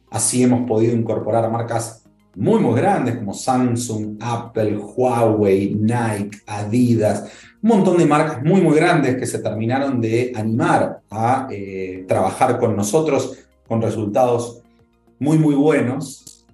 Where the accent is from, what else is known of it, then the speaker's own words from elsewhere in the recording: Argentina; moved away as an adult; now in Mexico; soy argentino